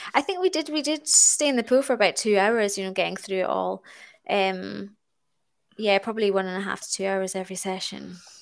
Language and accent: English; Stornoway, Scotland, United Kingdom; I'm born and brought up in Stornoway on the Isle of Lewis, um, in the Outer Hebrides.